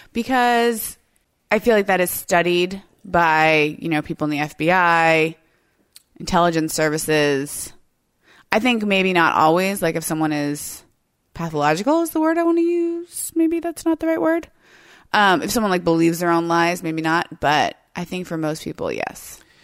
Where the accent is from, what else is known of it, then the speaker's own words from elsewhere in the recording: United States; as like an American